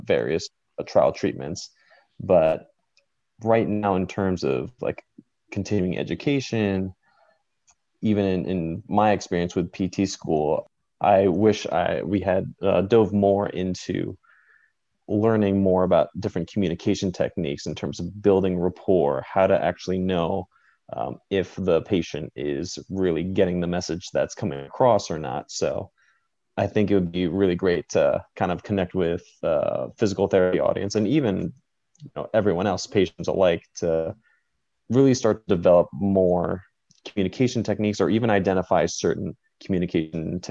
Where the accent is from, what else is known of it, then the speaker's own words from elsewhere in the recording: Lynbrook, New York, United States; moved away as an adult; also born or lived in Austin, Texas / Los Angeles, California; now in Arlington, United States; I'm from Long Island, New York, a town called Lynbrook